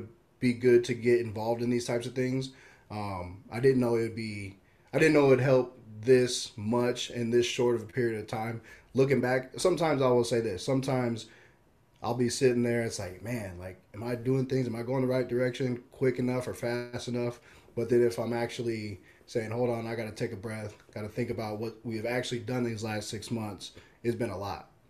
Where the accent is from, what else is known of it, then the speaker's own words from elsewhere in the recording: Omaha, Nebraska, United States; So born in Omaha, man, Midtown is where I've grown up. My mom still lives there. We grew up in a house just off of Dodge Street